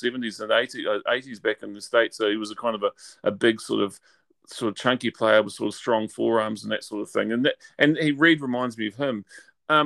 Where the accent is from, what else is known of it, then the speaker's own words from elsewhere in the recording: New Zealand; You'd think I'm actually from Australia rather than New Zealand